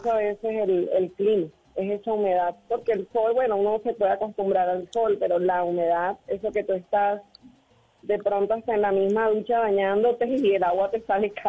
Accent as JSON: {"language": "Spanish", "town": "Barranquilla", "region": "Atlántico", "country": "Colombia", "said": "desde Barranquilla."}